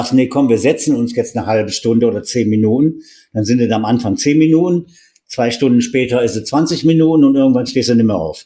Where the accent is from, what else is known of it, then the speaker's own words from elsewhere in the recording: Wuppertal, North Rhine-Westphalia, Germany; moved away as an adult; also born or lived in Mittenwald, Upper Bavaria; ich komme ja aus Wuppertal